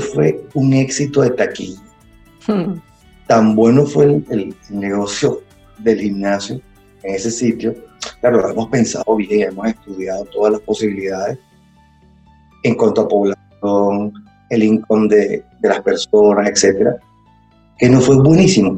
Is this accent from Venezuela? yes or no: yes; Caracas, Capital District, Venezuela; soy de Caracas, de Venezuela